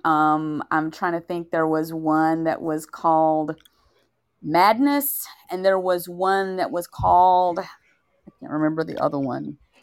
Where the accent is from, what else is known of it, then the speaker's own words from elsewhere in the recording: Tennessee, United States; I am from Tennessee.